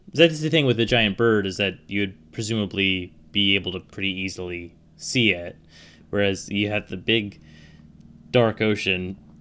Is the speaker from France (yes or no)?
no; Pacific Northwest, United States; I grew up in the Pacific Northwest.